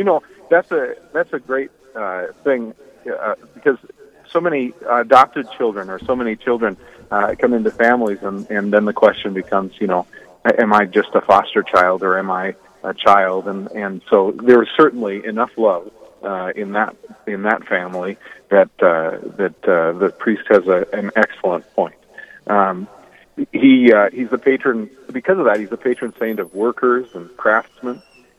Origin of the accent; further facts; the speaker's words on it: Williston, North Dakota, United States; now in Dickinson, United States; I grew up in St. Joseph's Parish in Williston